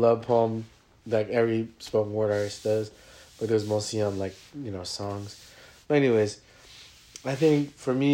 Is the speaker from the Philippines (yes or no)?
yes; Philippines; We're Filipino